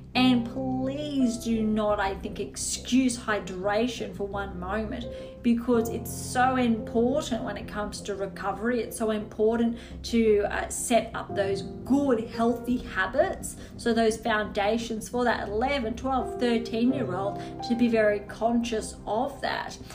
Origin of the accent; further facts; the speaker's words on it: Australia; as an Australian